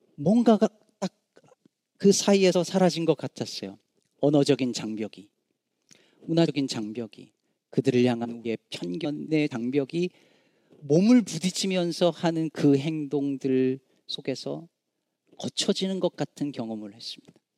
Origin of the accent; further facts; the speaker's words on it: South Korea; now in Chicago, United States; 우리 한국 남자들